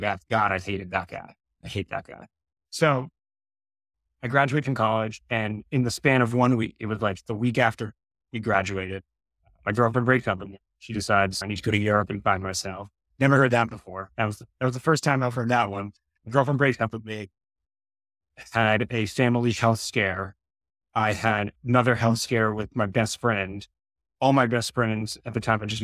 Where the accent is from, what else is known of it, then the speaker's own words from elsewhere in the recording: New York, United States; moved away as an adult; also born or lived in Boulder, Colorado; I grew up in New York, and I went to school at CU Boulder, Colorado.